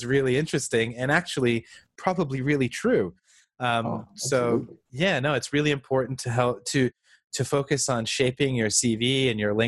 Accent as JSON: {"language": "English", "country": "Canada", "said": "I am Canadian"}